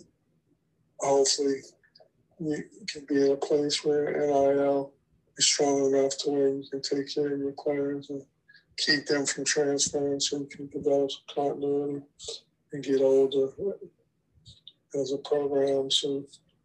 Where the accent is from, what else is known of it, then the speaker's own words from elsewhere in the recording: New Orleans, Louisiana, United States; moved away as an adult; I'm from New Orleans, brought me closer to Louisiana, back home